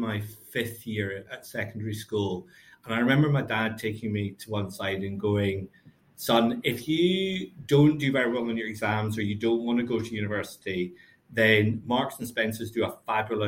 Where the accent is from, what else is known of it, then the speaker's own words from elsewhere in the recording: Glasgow, Scotland, United Kingdom; also born or lived in Lanarkshire / Stirling / Cambridge / London; now in Glasgow, United Kingdom; I was brought up in Glasgow. My parents moved out to Lanarkshire and then to Stirling.